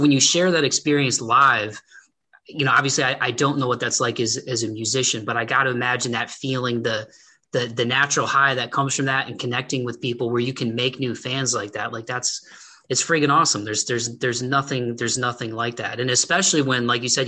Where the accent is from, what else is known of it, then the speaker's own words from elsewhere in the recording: Toledo, Ohio, United States; Toledo, where I'm from